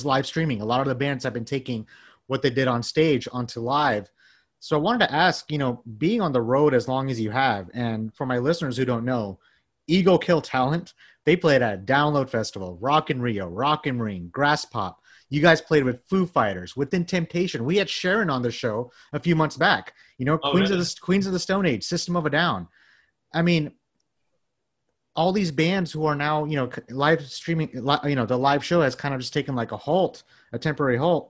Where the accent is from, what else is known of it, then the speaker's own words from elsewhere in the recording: Bangladesh; I'm from Bangladesh. We have a small metal community that's been growing every year